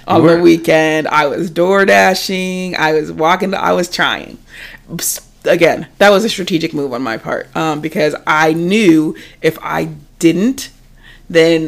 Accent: Ohio, United States; moved away as an adult; also born or lived in San Diego; we were born and raised in Ohio

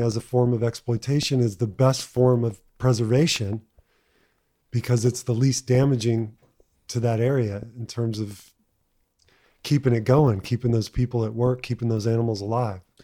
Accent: Texas, United States; growing up in Texas

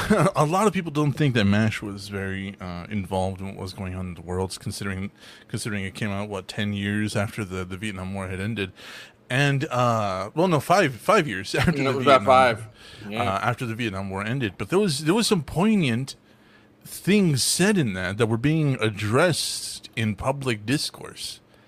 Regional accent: Texas, United States; I'm in the South. I'm from Texas.

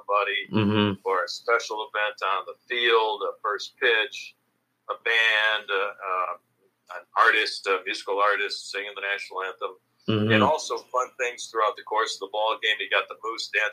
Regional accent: Chicago, Illinois, United States; growing up in Chicago as a kid

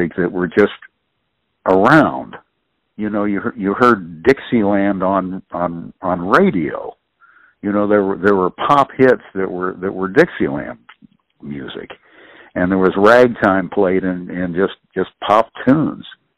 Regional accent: Columbus, Ohio, United States; moved away as an adult; also born or lived in Ironton, Ohio / New Orleans; growing up in Columbus, Ohio

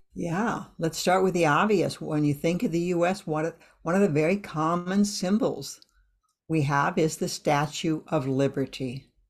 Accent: Iowa, United States; I grew up in Iowa

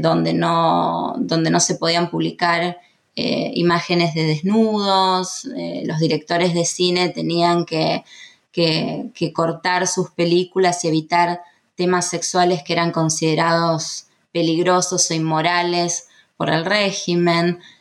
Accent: Argentina; los argentinos

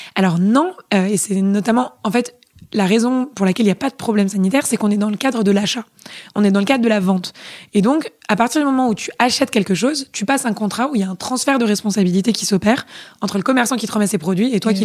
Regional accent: Paris, Île-de-France, France; moved away as an adult; also born or lived in England; je suis hyper parisienne. Euh, j'ai passé toute mon enfance à Paris, euh, dans le 4e arrondissement

